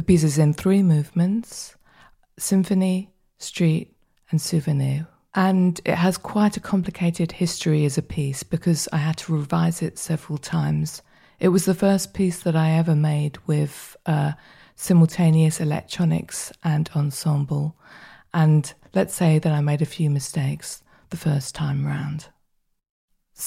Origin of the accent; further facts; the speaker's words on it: London, United Kingdom; moved away as an adult; now in Berlin, Germany; I was born in the United Kingdom and I grew up in southwest London, but now I live in Berlin